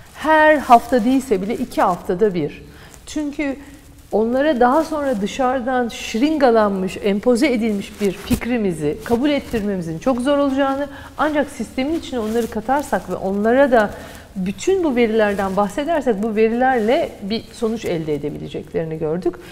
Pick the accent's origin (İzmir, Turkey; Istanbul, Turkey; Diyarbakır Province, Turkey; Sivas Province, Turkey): Istanbul, Turkey; bir çocukluğum Fatih'te geçti.